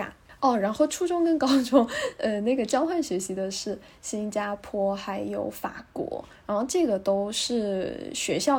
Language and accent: Chinese; Taiwan; also born or lived in Nanjing; now in Shanghai, China; 。呃，因缘际会。在大学毕业以前，去了很多个地方，去了三十五六七个国家。